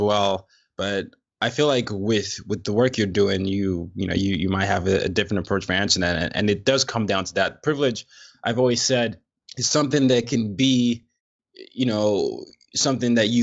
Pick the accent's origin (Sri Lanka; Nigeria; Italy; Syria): Nigeria; now in New York, United States; I'm Nigerian